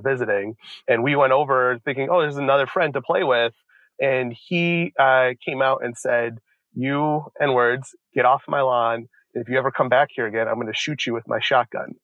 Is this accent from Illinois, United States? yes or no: yes; Joliet, Illinois, United States; when I was around six or seven growing up in Joliet, Illinois